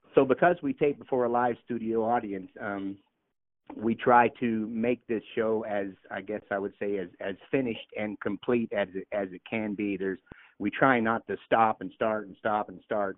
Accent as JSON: {"language": "English", "region": "Missouri", "country": "United States", "tie": "born or raised there", "moved": "yes", "said": "I grew up in Missouri"}